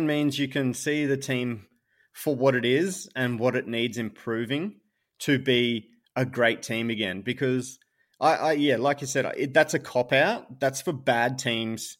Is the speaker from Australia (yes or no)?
yes; Townsville, Queensland, Australia; I was born in Townsville